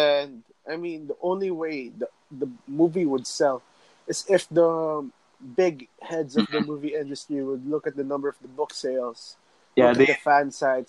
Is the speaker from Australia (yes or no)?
no; Philippines; I'm Filipino